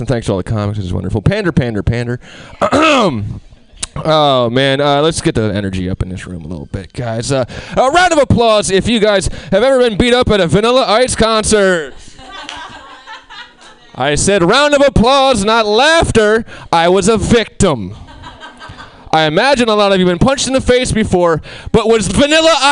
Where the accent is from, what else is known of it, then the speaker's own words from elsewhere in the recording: Albany, New York, United States; I'm from Albany, the capital